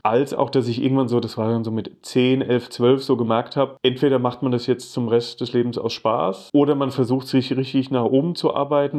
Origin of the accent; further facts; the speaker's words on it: Geisenheim, Hesse, Germany; moved away as an adult; now in Mar Vista, Los Angeles, United States; Ich bin in der Nähe von Wiesbaden groß geworden